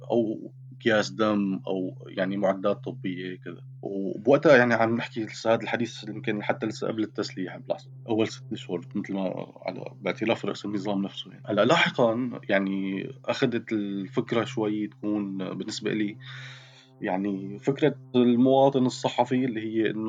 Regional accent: Syria; moved away as an adult; يعني انا طلعت من سوريا ب 2000 وباخر يوم بال 2012 تقريبا او قبل بيومين

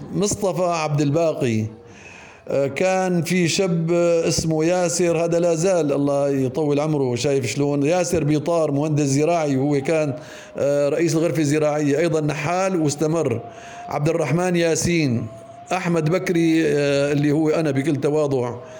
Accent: Deir Sita, Idlib Governorate, Syria; moved away; also born or lived in Aleppo; نحن يوم كنا صغار ضيعتنا ما كان فيها مدرسه فكنا نضطر ننزل على مدارس اخرى مثل مدرسه حربنوش مثل كفر عروق درسنا الاعداديه بمدرسه كله ثم الثانويه بمعره مصرين

